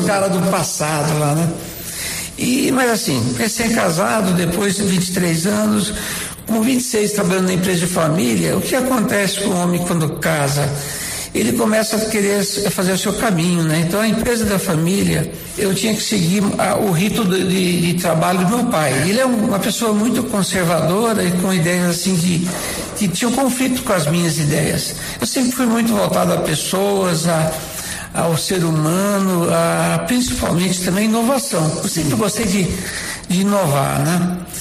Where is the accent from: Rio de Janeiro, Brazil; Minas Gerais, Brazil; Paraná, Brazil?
Paraná, Brazil; Maringá; also born or lived in Rio Grande do Sul; eu sou gaúcho de nascimento, nasci lá no Rio Grande do Sul em 1953, fazem 69 anos. E daí depois, muito cedo, meu pai mudou para Maringá Norte do Paraná